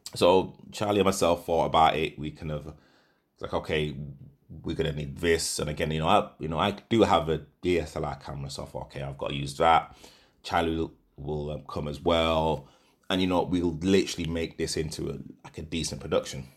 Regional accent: Leeds, Yorkshire and the Humber, United Kingdom; moved away as an adult; also born or lived in Nottingham; now in London, United Kingdom; I'm originally from, from Leeds. I was born in Nottingham, but I moved to Leeds when I was about I, I believe, three or four

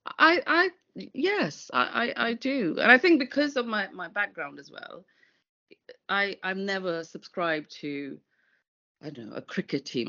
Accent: London, United Kingdom; I'm a Londoner

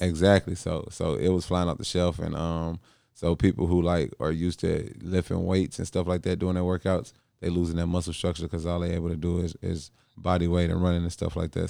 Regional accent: St. Louis, Missouri, United States; moved away; from Saint Louis, my hometown

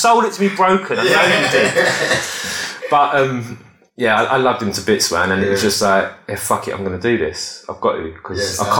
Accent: Knightsbridge, London, United Kingdom; I'm from Knightsbridge.

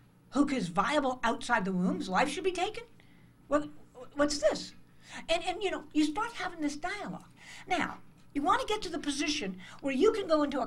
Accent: United States; I'm an American

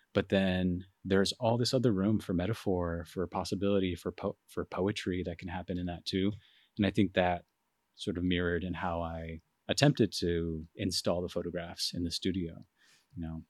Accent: Phoenix, Arizona, United States; moved away as an adult; also born or lived in Rochester, New York; I'm from Phoenix, Arizona

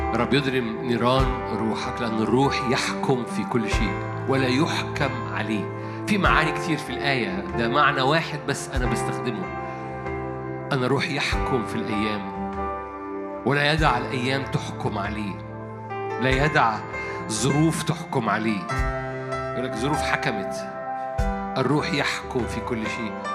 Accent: Egypt

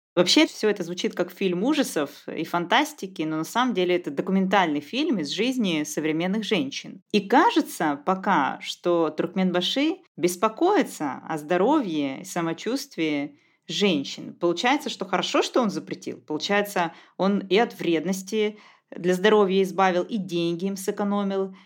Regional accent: southern Russia, Russia; accent: southern; я говорю с южным известным акцентом.

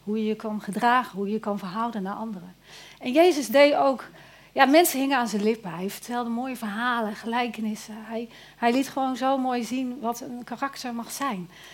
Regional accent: Eindhoven, North Brabant, Netherlands; Ik ben echt een Eindhovenaar

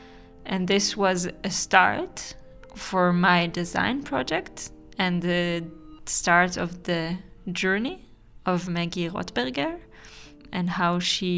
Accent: Israel; I'm from Israel.

